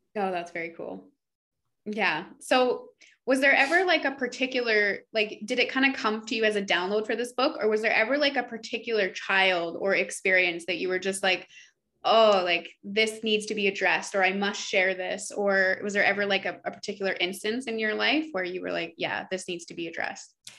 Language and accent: English; Canada; we're from Canada